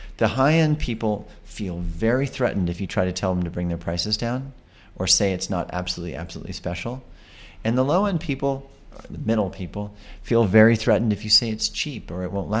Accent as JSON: {"language": "English", "region": "New York", "country": "United States", "said": "being a New Yorker"}